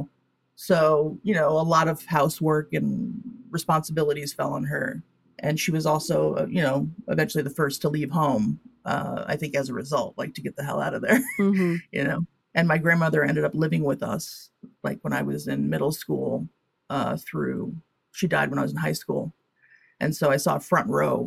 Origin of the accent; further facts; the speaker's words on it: Connecticut, United States; also born or lived in San Diego, California; I grew up in Connecticut